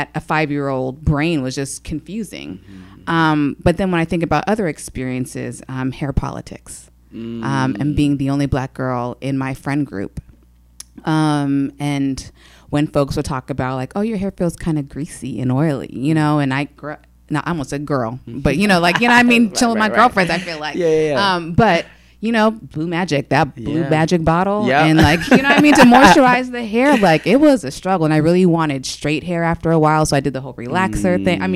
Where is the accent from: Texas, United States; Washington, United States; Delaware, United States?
Washington, United States; Federal Way; also born or lived in Seattle, Washington; I'm from Seattle, Washington originally